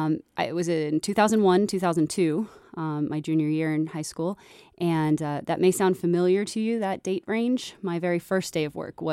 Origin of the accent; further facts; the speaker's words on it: Yorktown, Virginia, United States; also born or lived in Dayton, Ohio; I was born in Dayton, Ohio, but only lived there for 2 years before my family moved me all over. I was raised mostly in Virginia, Yorktown, Virginia, where the history comes from.